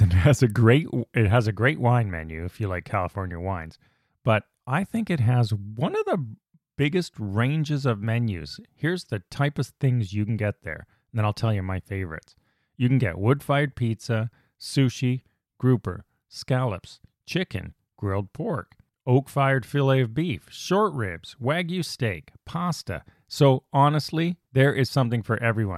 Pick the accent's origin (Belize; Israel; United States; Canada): Canada; As a Canadian